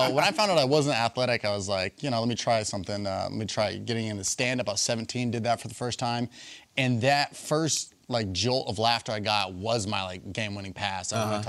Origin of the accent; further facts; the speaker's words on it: Los Angeles, California, United States; You know, I'm from Los Angeles.